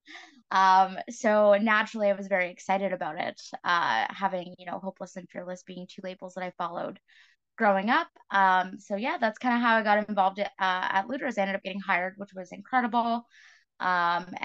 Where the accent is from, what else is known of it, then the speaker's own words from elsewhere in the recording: New Brunswick, Canada; moved away as an adult; now in Toronto, Canada; I grew up in New Brunswick and made my way into Toronto